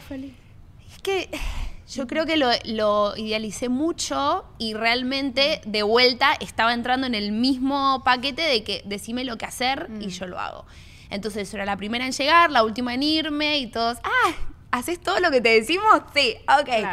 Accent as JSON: {"language": "Spanish", "town": "Miami", "region": "Florida", "country": "United States", "tie": "born or raised there", "also_born_or_lived": "Argentina", "said": "yo soy argentina, pero me crié acá en Miami."}